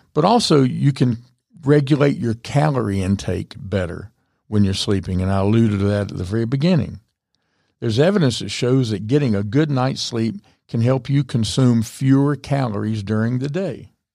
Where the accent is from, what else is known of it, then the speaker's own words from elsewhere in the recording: the South, United States; I'm from the South